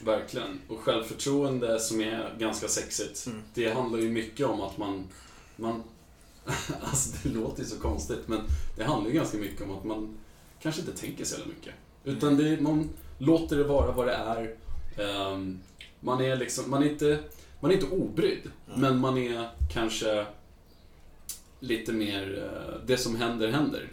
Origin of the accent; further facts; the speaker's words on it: Stockholm, Stockholm County, Sweden; moved away as an adult; now in Luleå, Sweden; Jag är från eh, eh Stockholm, mm. södra delen. närmare Nynäshamn.